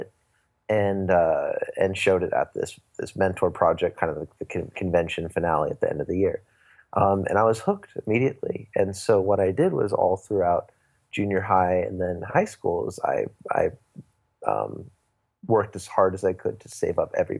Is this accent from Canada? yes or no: no; Santa Barbara, California, United States; I'm from Santa Barbara, California